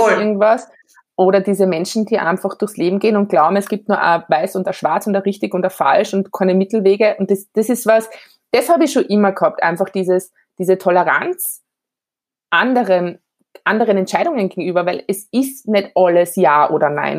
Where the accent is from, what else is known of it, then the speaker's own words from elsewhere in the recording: Graz, Styria, Austria; ich bin relativ modern in der Stadt Graz aufgewachsen